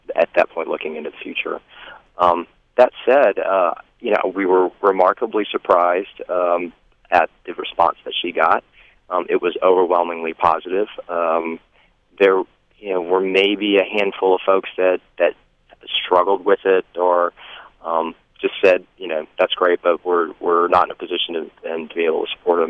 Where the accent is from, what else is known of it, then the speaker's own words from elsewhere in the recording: Stone Mountain, Georgia, United States; also born or lived in Columbia, South Carolina; I grew up in Atlanta, well, just outside of Atlanta in Stone Mountain, Georgia.